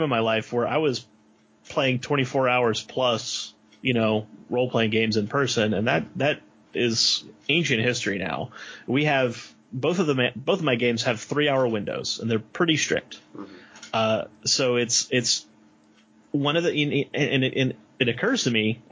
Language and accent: English; New Orleans, Louisiana, United States; I'm from New Orleans, and when Katrina hit, everyone I knew left.